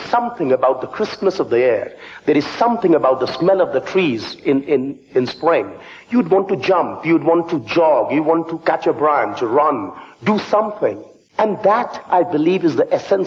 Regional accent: Kolkata, West Bengal, India; also born or lived in Fontainebleau, France; now in London, United Kingdom; I come from India, from the eastern part of India. My hometown is the city of Calcutta.

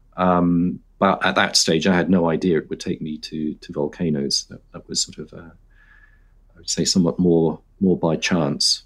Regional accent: London, United Kingdom; I grew up in London

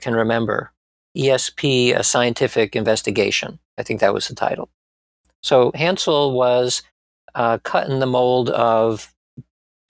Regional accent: Springfield, Massachusetts, United States; moved away as an adult; also born or lived in Bronx, New York City / Atlanta, Georgia; we moved to Springfield, Massachusetts, where I had most of my formative years

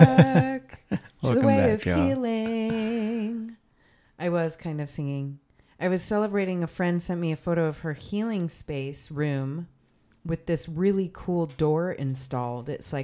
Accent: New Jersey, United States; I'm from New Jersey. It's plenty cold in New Jersey.

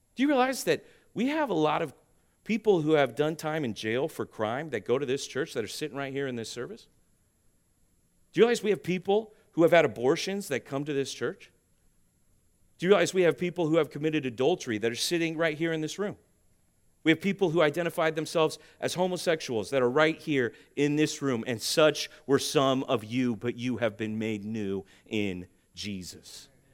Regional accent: United States; I love this country that you and I live on. And I grew up my whole life thinking that this is the greatest nation on earth.

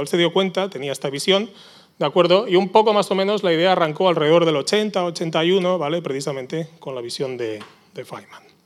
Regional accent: Barcelona, Catalonia, Spain; now in San Sebastián, Spain; yo soy originalmente de Barcelona, soy donostierra de, de, adopción

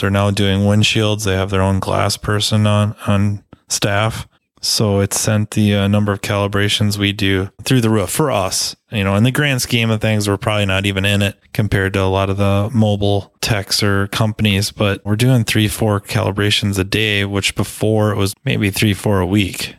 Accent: Minnesota, United States; I'm a Minnesotan.

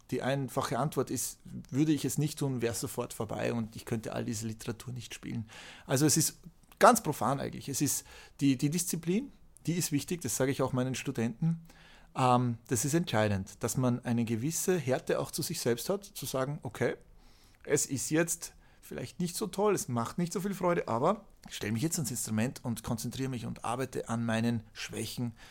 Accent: Austria; Aber ich bin halt auch Österreicher und in Österreich ist halt die klassische Musik ein Faktor.

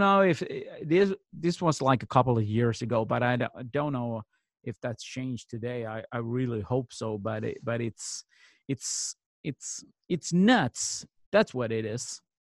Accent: Malmö, Skåne, Sweden; in my hometown of Malmö, Sweden

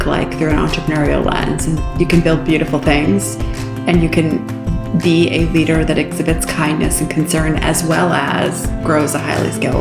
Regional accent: Detroit, Michigan, United States; also born or lived in Canada; I'm from Canada originally. I grew up in Detroit

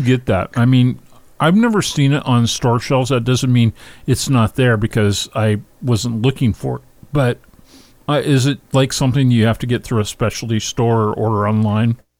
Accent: Pacific Northwest, United States; I grew up. I grew up in the Pacific Northwest

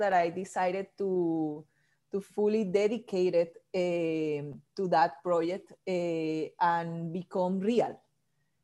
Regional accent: Barranquilla, Atlántico, Colombia; English is a second language; moved away as an adult; now in Washington, D.C., United States; I live in Washington, D.C. 11 years ago, but I'm from Colombia, from South America, from a small city called Barranquilla that is in the coast

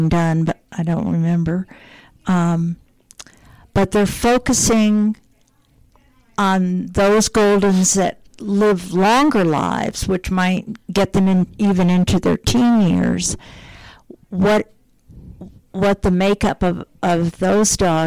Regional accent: White Plains, New York, United States; I was born in White Plains, New York.

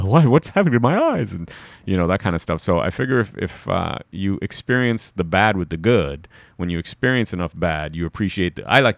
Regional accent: Toronto, Ontario, Canada; You know, I'm still from Toronto.

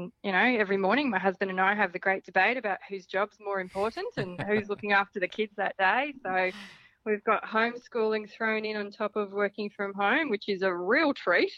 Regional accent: Central Queensland, Australia; I'm from Central Queensland. So when I was 15 or something or other, we did a spate of homeschooling

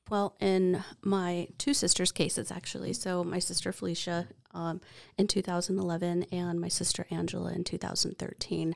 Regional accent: Yakama Reservation, Washington, United States; I grew up on the Yakima Reservation and in the Rock Creek Longhouse

